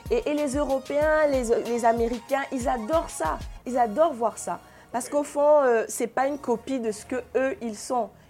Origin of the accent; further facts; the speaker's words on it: Cameroon; Et nous tous, nous devrions être, en être fiers en tant que Camerounais, qu'il y ait un média camerounais